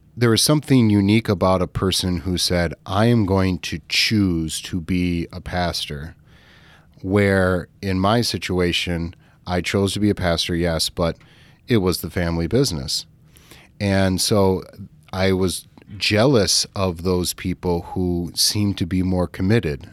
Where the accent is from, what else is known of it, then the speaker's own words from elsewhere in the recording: California, United States; moved away; also born or lived in Midwest; we grew up in California